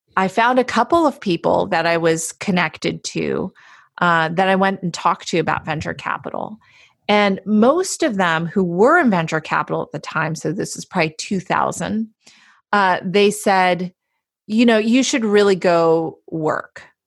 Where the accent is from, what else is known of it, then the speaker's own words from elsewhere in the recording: Palo Alto, California, United States; I'm from Palo Alto